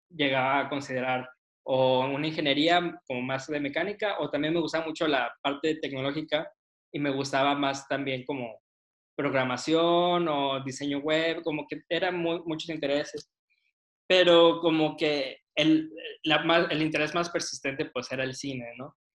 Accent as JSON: {"language": "Spanish", "region": "Mexico City", "country": "Mexico", "tie": "born there", "said": "yo nací en Ciudad de México y entonces como que sí anhelaba un poquito regresar."}